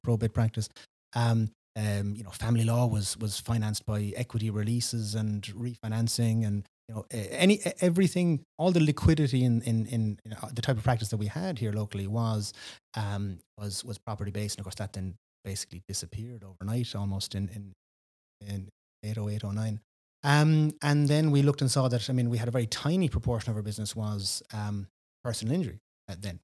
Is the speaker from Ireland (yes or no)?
yes; West Cork, Munster, Ireland; also born or lived in Dublin; born in, Br-, in Reardon, grew up here in, in, in West Cork